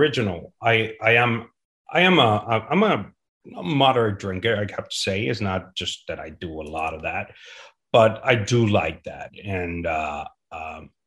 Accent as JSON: {"language": "English", "town": "Guadalajara", "region": "Jalisco", "country": "Mexico", "said": "I'm from Guadalajara, very close to the tequila town."}